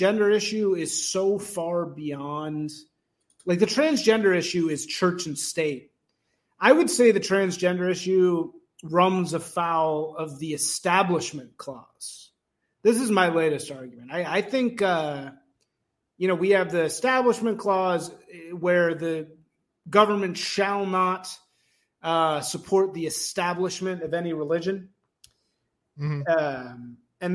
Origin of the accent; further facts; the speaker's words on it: Evanston, Illinois, United States; I grew up in Evanston, Illinois